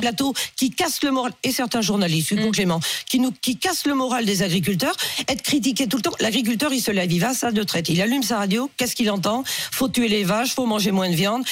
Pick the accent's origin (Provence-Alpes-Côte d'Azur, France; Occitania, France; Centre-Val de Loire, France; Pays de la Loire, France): Pays de la Loire, France; je suis du Maine-et-Loire